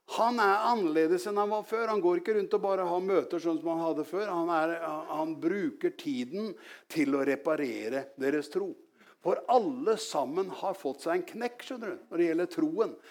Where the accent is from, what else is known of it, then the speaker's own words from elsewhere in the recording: Norway; jeg vokste opp, opp i Gjelsnes. Det er ikke så langt herfra, men jeg var langt ute på landet